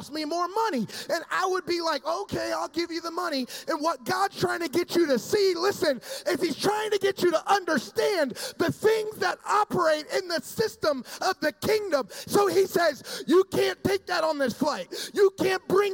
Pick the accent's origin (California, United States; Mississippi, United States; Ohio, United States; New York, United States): Ohio, United States; Dayton; also born or lived in Florida; now in Southern Florida, United States; grew up in Ohio. I'm a Dayton kid.